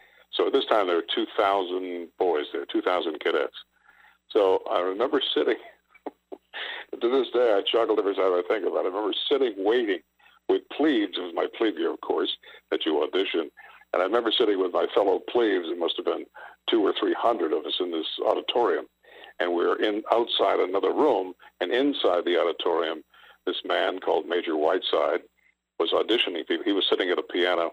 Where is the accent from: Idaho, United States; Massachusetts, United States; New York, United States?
Massachusetts, United States; Wenham; I was born and raised in Wenham, Massachusetts